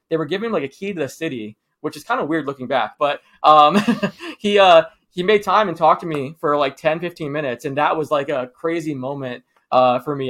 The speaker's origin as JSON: {"language": "English", "region": "Florida", "country": "United States", "tie": "born or raised there", "said": "I grew up in Florida. I still live here."}